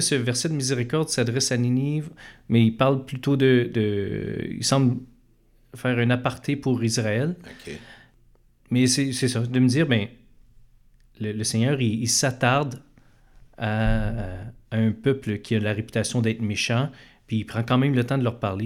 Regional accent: Montreal, Quebec, Canada; je suis un, Montréalais euh, d'origine. Je suis né, euh, et j'ai grandi dans l'est de Montréal

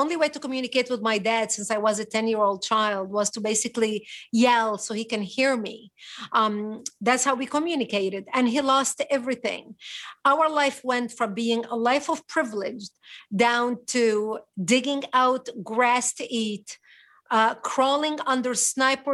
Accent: Marjayoun, Nabatieh Governorate, Lebanon; also born or lived in Israel; now in United States; I was born and raised in Marjayoun on the border with Israel

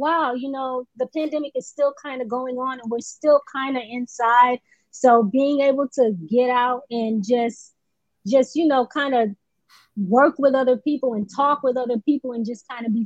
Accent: Oakland, Florida, United States; moved away as an adult; also born or lived in Atlanta; now in Los Angeles, United States; I'm originally from Florida. From a very small town in Florida. It's Oakland, Florida.

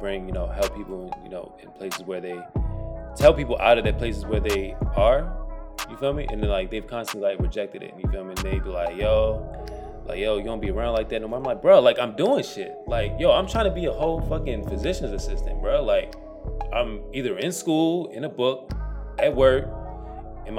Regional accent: Baltimore, Maryland, United States; moved away as an adult; also born or lived in Washington, D.C. area; I went to Merville High School in Baltimore

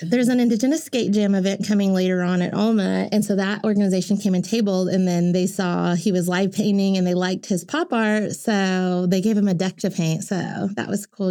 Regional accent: Tulsa, Oklahoma, United States; I just always grew up going to Mayfest, Oktoberfest, the state fair, Tulsa State Fair

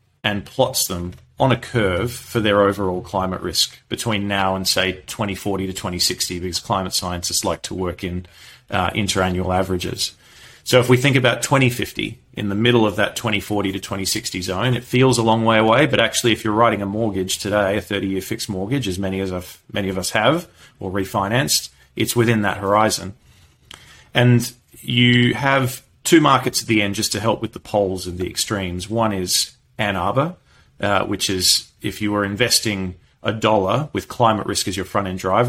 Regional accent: Perth, Western Australia, Australia; moved away; also born or lived in London; I'm from Perth, Western Australia

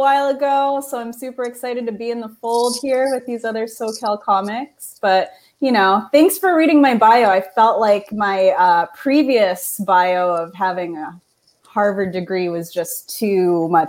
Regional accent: Philippines; So that's how you know I'm Filipina.

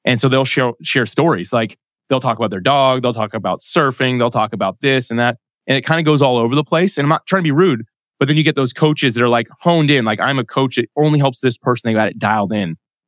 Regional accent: Jacksonville, Florida, United States; well, I was born and raised in Jacksonville, Florida. I live here, but I don't surf because I can't stand up on a surfboard.

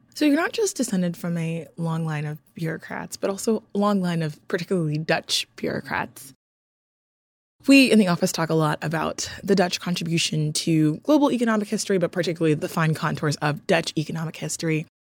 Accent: Nigeria; I'm from Nigeria

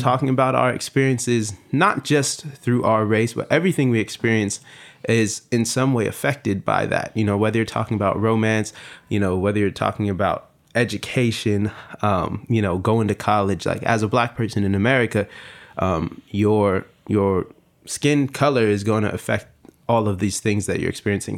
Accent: Long Beach, California, United States; I'm from Long Beach

